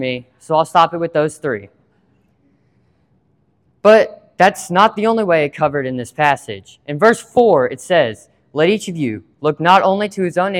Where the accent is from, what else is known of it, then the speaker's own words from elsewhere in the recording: Water Valley, Mississippi, United States; I'm from Water Valley, Mississippi.